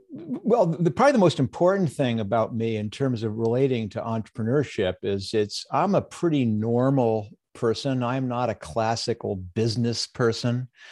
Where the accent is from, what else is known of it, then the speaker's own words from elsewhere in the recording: United States; I was born in the United States during a time of peace